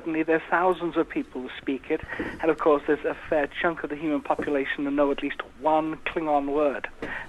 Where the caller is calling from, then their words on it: Wales, United Kingdom; It's actually North Wales.